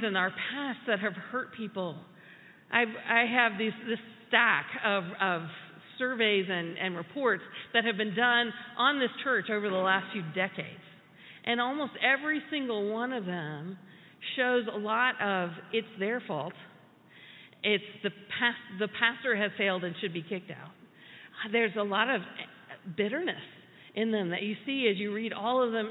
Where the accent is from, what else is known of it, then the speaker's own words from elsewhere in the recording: United States; as American Christians, we skew individualistic. That is the way that that's the water we grew up in.